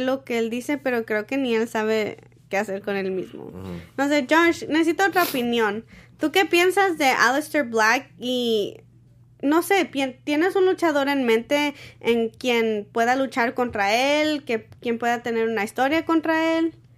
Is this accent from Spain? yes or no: no; Mexico; now in San Diego, United States; yo como soy mexicana